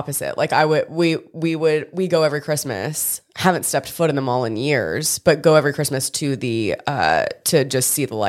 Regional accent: Old Hickory, Tennessee, United States; I'm from Old Hickory, Tennessee, which is like 20 minutes kind of east of Nashville proper. And that is very near to Donelson, which is where Opry Mills is.

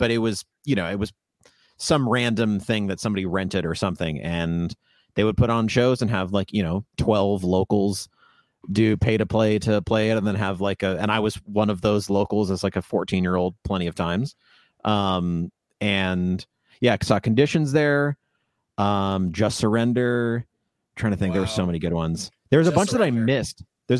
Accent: Loudoun, Virginia, United States; Yeah, I'm from Loudoun, but okay. Which is just right next to Fairfax.

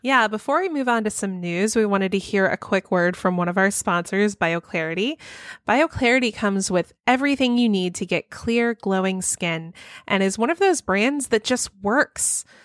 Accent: Texas, United States; I grew up in Texas

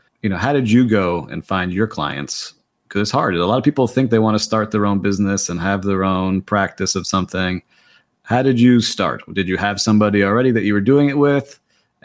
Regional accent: Miami, Florida, United States; here in my hometown of Miami

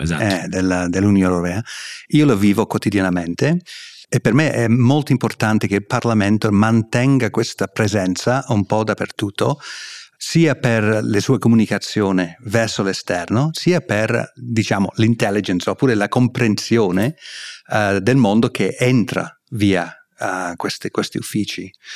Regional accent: England, United Kingdom; Italian is a second language; moved away as an adult; sono inglese, sono britannico, eh, vengo da là

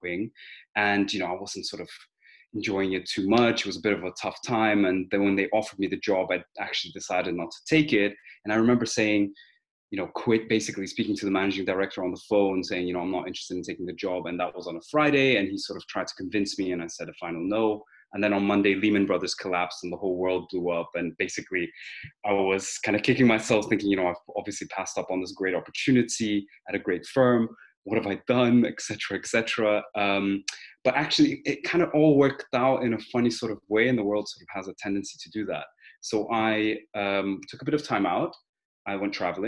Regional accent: Denmark; also born or lived in Armenia / United Kingdom; I'm originally from Armenia. I was born there, and after the collapse of the Soviet Union, I moved back to, well, we moved to Denmark. That's where I grew up

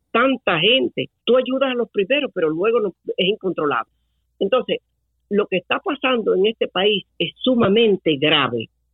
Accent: Venezuela; moved away as an adult; now in Tampa Bay area, United States; Yo perdí mi país

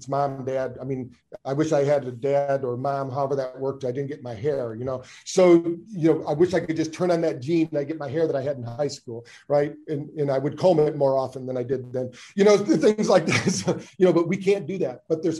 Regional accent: Michigan, United States; also born or lived in Virginia Beach; I'm originally from Michigan, but spent most of my time in Virginia Beach, Virginia.

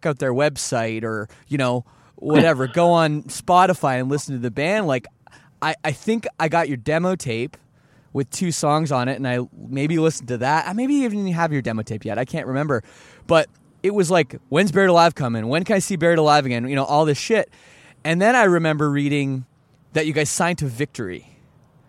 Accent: Toronto, Ontario, Canada; growing up in Toronto, that's where I'm from

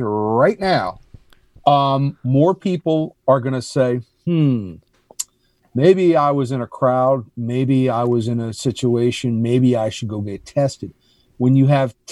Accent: New Jersey, United States; moved away; my home state

